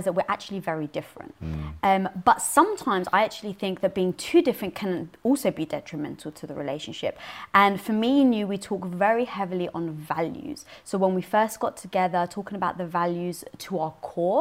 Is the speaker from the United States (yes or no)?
no; London, United Kingdom; moved away; I was brought up in North London around a Greek and Turkish community